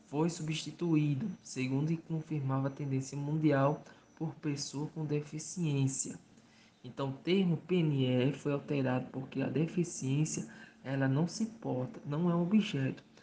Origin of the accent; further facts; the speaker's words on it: Mossoró, Rio Grande do Norte, Brazil; sou do estado do Rio Grande do Norte, na cidade de Mossoró.